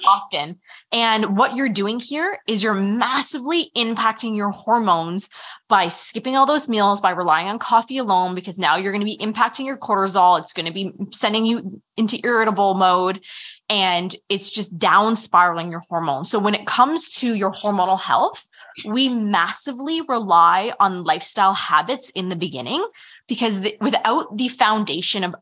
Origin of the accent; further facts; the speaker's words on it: Canada; we're Canadian